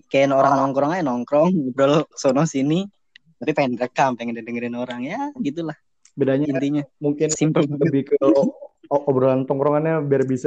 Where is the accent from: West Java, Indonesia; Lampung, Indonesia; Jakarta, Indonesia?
West Java, Indonesia; Cirebon; kita kan juga dari Cirebon mau mau nggak bukan mau banggain Cirebon sih